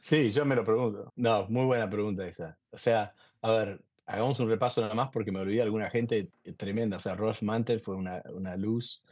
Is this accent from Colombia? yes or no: no; Argentina; moved away as an adult; como, como, argentino